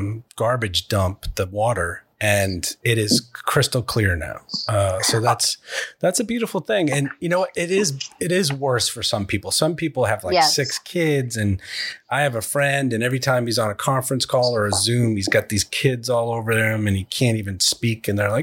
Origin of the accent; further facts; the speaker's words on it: Massachusetts, United States; I was born in Massachusetts.